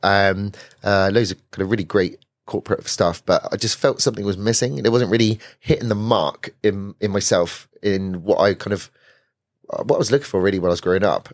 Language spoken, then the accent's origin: English; Weymouth, South West England, United Kingdom; moved away as an adult; now in London, United Kingdom; I grew up in Weymouth